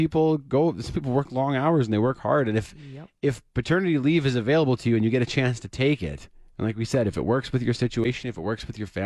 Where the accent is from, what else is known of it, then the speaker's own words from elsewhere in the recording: Saskatoon, Saskatchewan, Canada; my hometown in Saskatoon